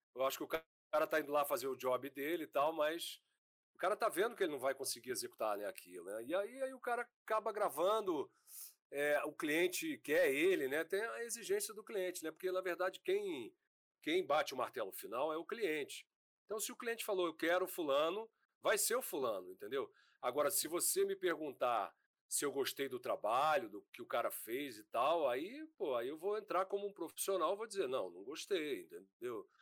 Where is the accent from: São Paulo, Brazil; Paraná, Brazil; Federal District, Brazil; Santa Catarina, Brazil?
Federal District, Brazil; Brasília; moved away as an adult; now in Rio de Janeiro, Brazil; Eu nasci em Brasília